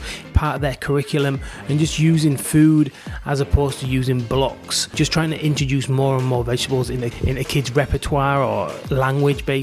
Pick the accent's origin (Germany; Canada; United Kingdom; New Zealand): United Kingdom; England; now in Australia; me and Beck, my wife, are both English